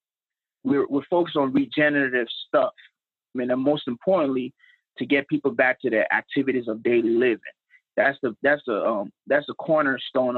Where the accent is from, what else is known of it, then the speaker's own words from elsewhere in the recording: Dallas, Texas, United States; also born or lived in Nigeria; I'm from Nigeria, and I was born in Nigeria and then came to the United States in 1998 and grew up in Dallas, Texas.